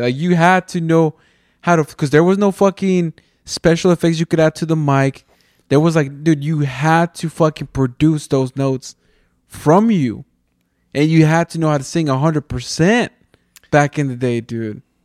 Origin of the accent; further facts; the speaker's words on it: Mexico; I'm from Mexico.